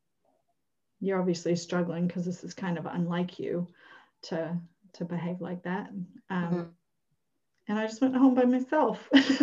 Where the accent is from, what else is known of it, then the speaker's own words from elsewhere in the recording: Minneapolis, Minnesota, United States; moved away; I come from Minneapolis